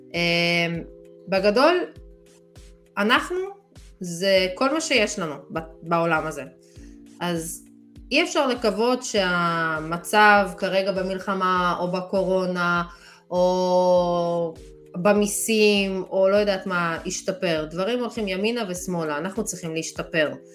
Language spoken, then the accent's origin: Hebrew; Israel; אנחנו ישראלים